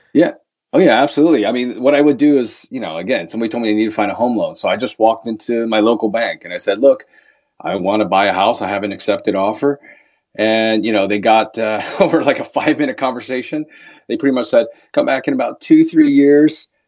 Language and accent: English; Baltimore, Maryland, United States; moved away as an adult; now in Los Angeles, United States; I'm originally from Baltimore, Maryland, or Balmer, as we call it